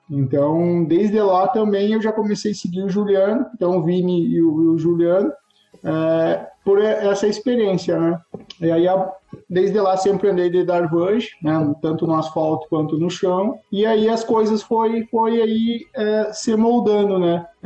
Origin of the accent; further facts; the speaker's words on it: Santa Maria, Rio Grande do Sul, Brazil; now in Ijuí, Brazil; Eu, eu sou natural de Santa Maria, aqui no Rio Grande do Sul